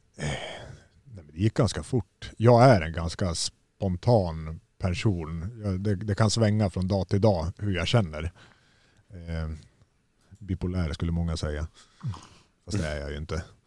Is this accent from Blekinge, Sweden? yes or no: no; Gävle, Gävleborg County, Sweden; hemma i Gävle med mina föräldrar.